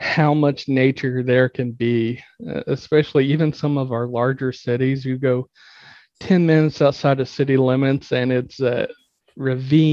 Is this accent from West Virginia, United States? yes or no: yes; West Virginia, United States; I was born in West Virginia, and I always say semi-rural West Virginia because my actual house I grew up in is technically not the most rural